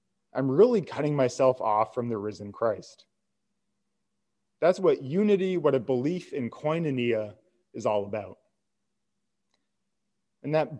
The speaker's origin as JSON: {"language": "English", "country": "United States", "said": "I'm an American"}